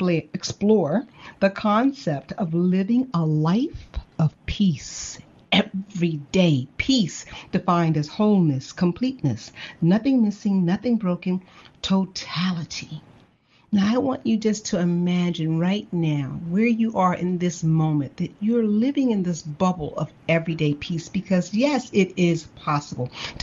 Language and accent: English; Chicago, Illinois, United States; my hometown of Chicago